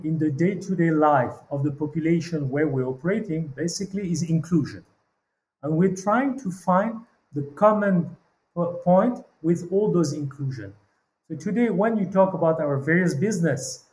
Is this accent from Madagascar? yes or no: yes; Madagascar; moved away as an adult; also born or lived in Paris; Born in Madagascar 47 years ago